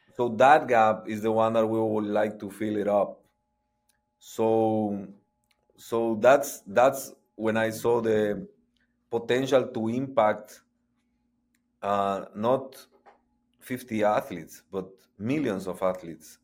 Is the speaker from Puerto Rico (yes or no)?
no; Guatemala; moved away as an adult; now in Austin, United States; I'm, uh, originally born and raised in Guatemala